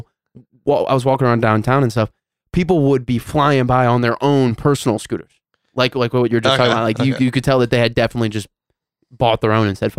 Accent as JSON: {"language": "English", "region": "Missouri", "country": "United States", "accent": "Missouri", "said": "my Missouri accent"}